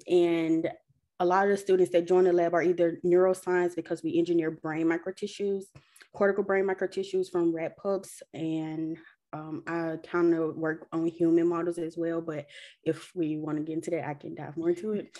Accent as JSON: {"language": "English", "town": "Ruleville", "region": "Mississippi", "country": "United States", "tie": "born or raised there", "moved": "as an adult", "said": "I grew up in Rowville, which is predominantly Black"}